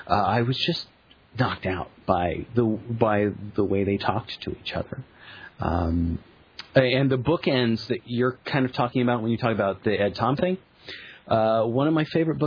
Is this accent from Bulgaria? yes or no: no; England, United Kingdom; Because we're English.